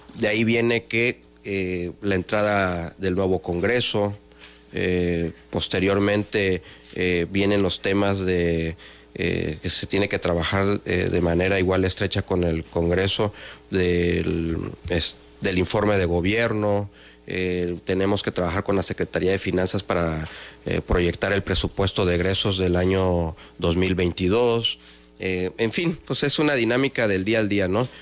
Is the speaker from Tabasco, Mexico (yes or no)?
yes; Villahermosa, Tabasco, Mexico; Soy de Tabasco, yo soy de Villahermosa, Tabasco